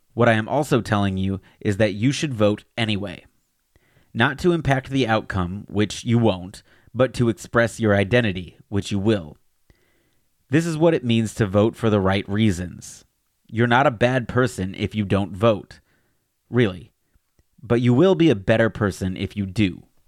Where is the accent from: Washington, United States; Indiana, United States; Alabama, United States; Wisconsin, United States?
Alabama, United States; my home state of Alabama